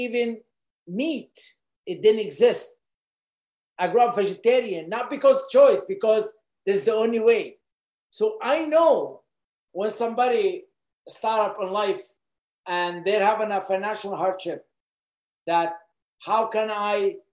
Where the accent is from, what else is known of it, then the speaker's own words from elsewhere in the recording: Lebanon; moved away as an adult; I was born in Lebanon, and I grew up in Lebanon till the age of early 20s, but I was a refugee in Lebanon.